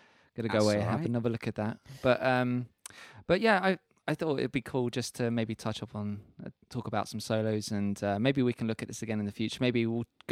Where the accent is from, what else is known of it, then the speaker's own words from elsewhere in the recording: London, United Kingdom; as a kid growing up in Tottenham